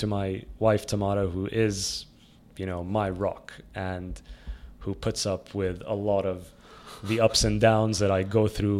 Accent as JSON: {"language": "English", "region": "Dubai", "country": "United Arab Emirates", "tie": "born or raised there", "said": "I always think back about, you know, my youth and my, like, growing up in Dubai in the 90s."}